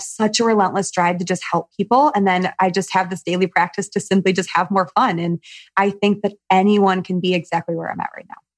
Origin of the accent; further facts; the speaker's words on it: Michigan, United States; you and I have something in common where we're from Michigan